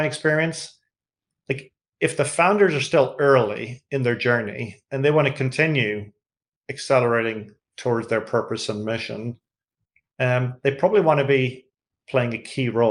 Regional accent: Ireland; accent: Irish (like Bono's)

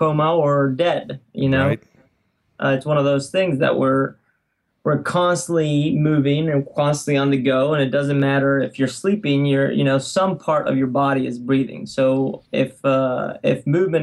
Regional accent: Alicante, Valencian Community, Spain; moved away as an adult; also born or lived in San Francisco, United States; now in United States; I grew up in Spain in a beautiful city by the water called Alicante.

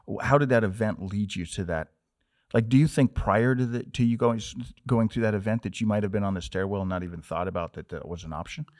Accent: Montana, United States; I was from Montana

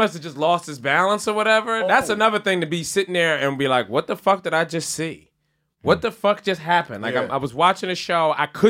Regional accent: Philadelphia, Pennsylvania, United States; being a Philadelphian

